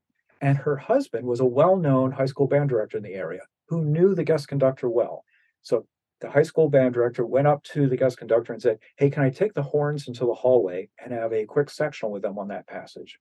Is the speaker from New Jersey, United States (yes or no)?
yes; New Jersey, United States; I grew up in New Jersey, played French horn